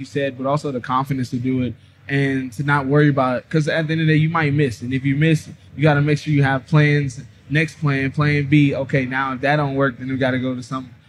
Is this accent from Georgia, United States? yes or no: yes; Pebble Brook, Georgia, United States; I went to Pebble Brook